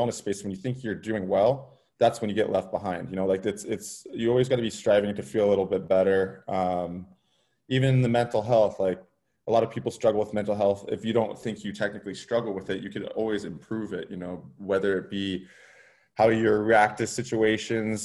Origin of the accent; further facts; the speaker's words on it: California, United States; moved away as an adult; also born or lived in Denver; born and raised in California.